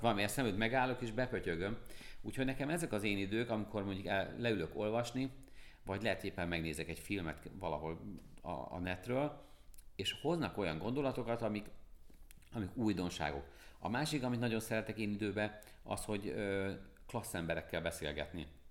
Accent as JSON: {"language": "Hungarian", "town": "Pécs", "region": "Baranya", "country": "Hungary", "said": "én Pécsi vagyok, és Pécsről jártam minden hónapban Budapestre föl"}